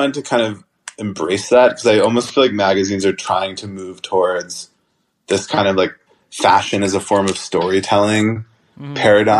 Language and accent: English; Atlanta, Georgia, United States; As someone growing up in Atlanta, you know, like, and so I think it's like kind of like, I don't know, it came out like really well.